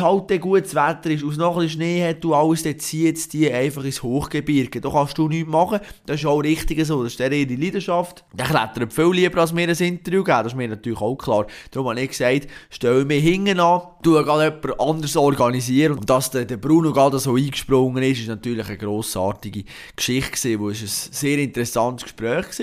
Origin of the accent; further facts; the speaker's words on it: Switzerland; als Schweizer